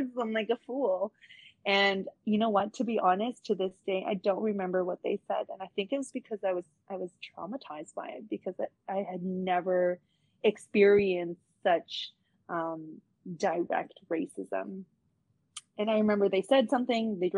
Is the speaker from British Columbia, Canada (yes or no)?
no; Toronto, Ontario, Canada; also born or lived in Orillia; Canadian, because I'm born and raised in Canada, Scarborough as well.